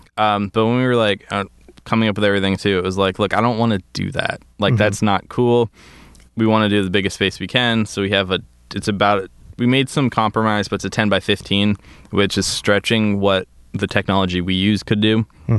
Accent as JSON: {"language": "English", "town": "Princeton", "region": "New Jersey", "country": "United States", "also_born_or_lived": "Bermuda / New Hampshire", "said": "My whole story is I'm from Princeton, New Jersey. Okay. I grew up in Bermuda for a little bit. Moved back to New Jersey, New Hampshire, and then out here a little over 10 years ago for college."}